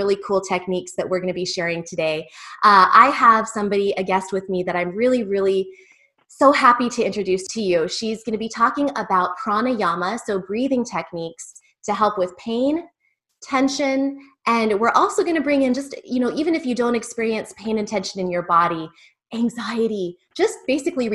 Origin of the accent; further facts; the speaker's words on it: United States; an American myself